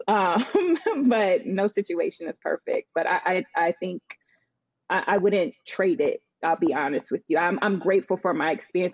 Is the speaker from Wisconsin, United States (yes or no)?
no; Northern Virginia, United States; moved away as an adult; also born or lived in Charlotte, North Carolina / New York; now in New Jersey, United States; I grew up in Virginia, Northern Virginia, um, I now am based out of New Jersey